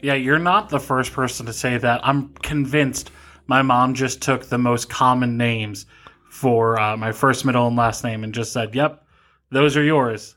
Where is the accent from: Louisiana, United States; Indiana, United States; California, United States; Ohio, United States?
Ohio, United States; Cleveland; moved away as an adult; also born or lived in Pennsylvania; now in Fremont, United States; I grew up in Cleveland, Ohio